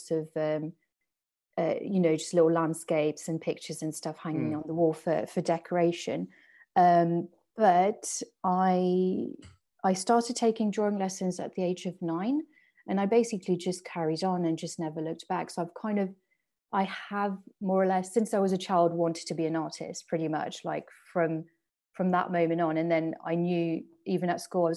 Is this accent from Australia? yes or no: no; southeast of Paris, Île-de-France, France; first language French and English; moved away as an adult; now in United Kingdom; I'm from France, born and bred. My parents still live in the house I grew up in, and just like southeast of Paris, just like it's half an hour on the train